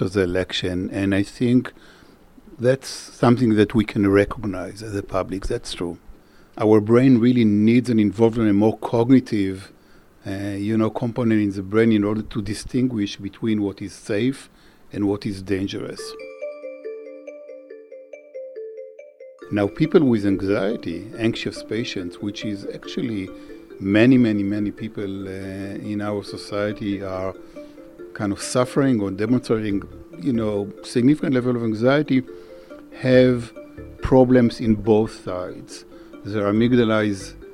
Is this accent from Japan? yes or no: no; Israel; moved away as an adult; now in United States; I grew up in Israel